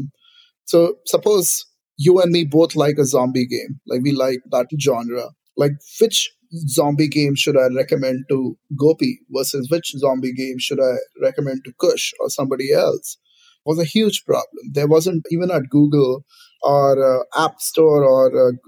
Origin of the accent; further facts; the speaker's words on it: India; now in Silicon Valley, United States; For my generation, growing up in India